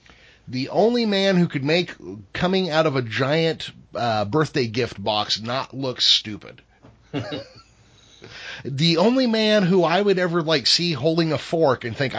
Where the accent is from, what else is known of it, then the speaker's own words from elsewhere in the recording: California, United States; I'm from California